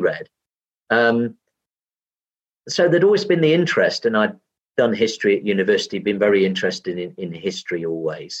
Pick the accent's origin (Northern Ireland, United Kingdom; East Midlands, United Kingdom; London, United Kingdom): East Midlands, United Kingdom; Derbyshire Dales; My hometown had grown to have four councillors rather than three